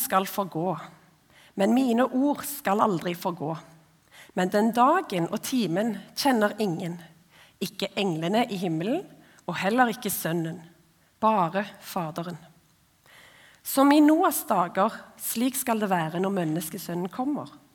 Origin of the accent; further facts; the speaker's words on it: Ombo, Indre Ryfylke, Rogaland, Norway; Jeg er født og oppvokst på ei stor, men liten, altså veldig få mennesker, eh, øy som heter Ombo